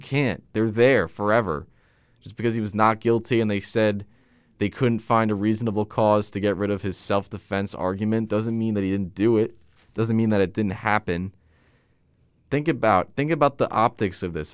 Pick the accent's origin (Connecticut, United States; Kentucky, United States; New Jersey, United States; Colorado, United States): New Jersey, United States; Middletown; I live in a specific section of Middletown, New Jersey called Lincroft